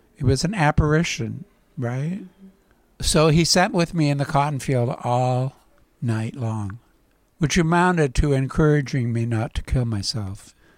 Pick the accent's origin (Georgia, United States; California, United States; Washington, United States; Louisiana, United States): Washington, United States; Port Angeles; I grew up on a tenant dairy farm in a very rural environment